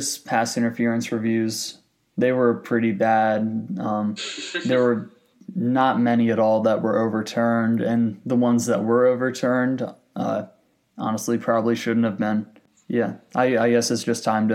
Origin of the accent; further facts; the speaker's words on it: North Carolina, United States; my home state of the North Carolina Courage